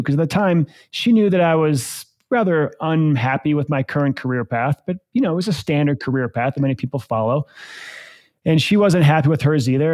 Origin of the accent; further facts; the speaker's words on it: Eaton Rapids, Michigan, United States; now in Breckenridge, United States; I grew up in this little small town called Eaton Rapids, Michigan